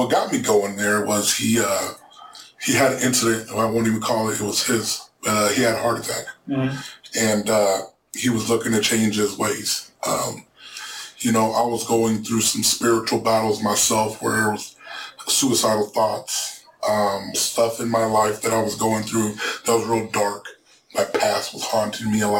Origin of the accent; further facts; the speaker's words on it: Des Moines, Iowa, United States; English is a second language; also born or lived in Ciudad Juarez, Mexico / Orange County, California; been raised on the south side of Des Moines